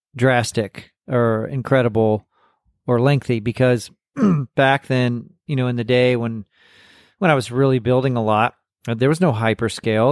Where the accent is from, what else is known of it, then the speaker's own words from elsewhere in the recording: Corpus Christi, Texas, United States; accent: Texas; I grew up in, in South Texas and going to hobby shows and, and working on models. And I mean, I, I'm from Corpus Christi.